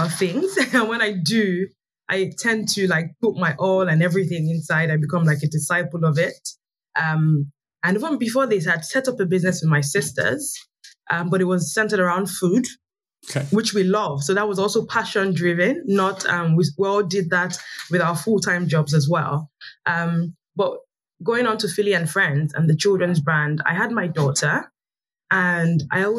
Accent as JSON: {"language": "English", "region": "Lagos", "country": "Nigeria", "tie": "born or raised there", "also_born_or_lived": "Niger Delta", "said": "I grew up in Lagos, Nigeria. I'm from the Niger Delta. But I grew up in Lagos"}